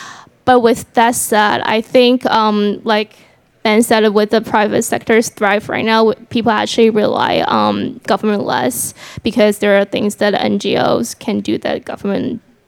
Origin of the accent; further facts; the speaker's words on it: China; moved away; I was actually born and raised in China